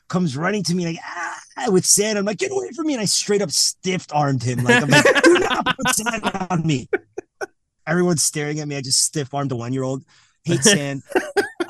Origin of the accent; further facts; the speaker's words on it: Miami, Florida, United States; now in Lansing, United States; I'm from Miami, Florida